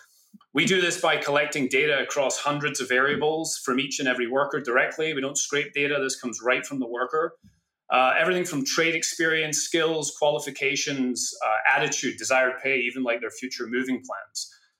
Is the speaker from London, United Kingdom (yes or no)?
no; Scotland, United Kingdom; born there; I was born in Scotland, which you've made quite a thing of.